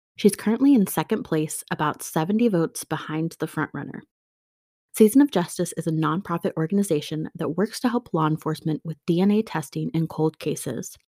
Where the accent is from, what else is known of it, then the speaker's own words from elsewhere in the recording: Pacific Northwest, United States; my hometown, the Pacific Northwest